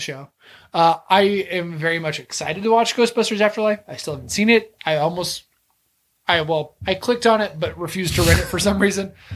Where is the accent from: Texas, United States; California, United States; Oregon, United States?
Texas, United States; I'm from Texas.